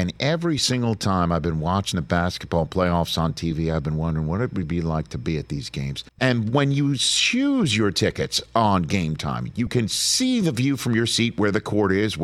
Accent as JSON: {"language": "English", "town": "New York City", "region": "New York", "country": "United States", "tie": "born or raised there", "also_born_or_lived": "Staten Island, New York", "moved": "yes", "said": "as a Brooklyn native and Staten Island longtime resident"}